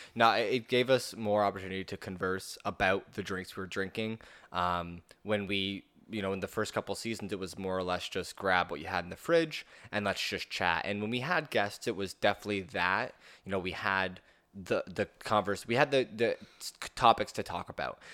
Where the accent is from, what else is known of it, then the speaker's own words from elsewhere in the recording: Norfolk County, Ontario, Canada; moved away; back in my hometown, uh, around Norfolk County